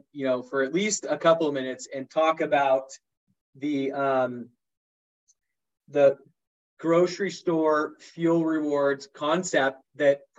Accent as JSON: {"language": "English", "town": "San Diego", "region": "California", "country": "United States", "tie": "born or raised there", "said": "I grew up in North County, San Diego. So I'm a SoCal boy too"}